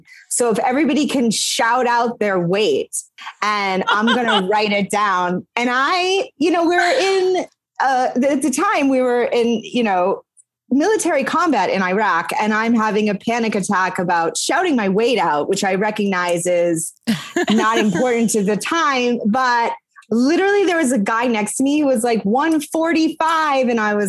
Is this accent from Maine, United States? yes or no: yes; Maine, United States; moved away as an adult; also born or lived in Montreal, Canada / New York, United States; now in Los Angeles, United States; I'm from Maine. I mm-hmm. went to college in Quebec.